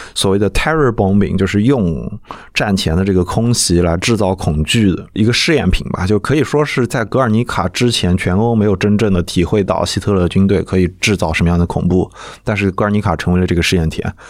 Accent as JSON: {"language": "Chinese", "town": "Nanjing", "region": "Jiangsu", "country": "China", "said": "我是南京人"}